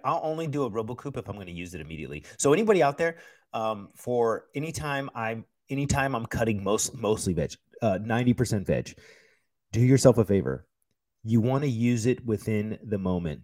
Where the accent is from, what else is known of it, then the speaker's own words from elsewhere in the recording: United States; I'm an American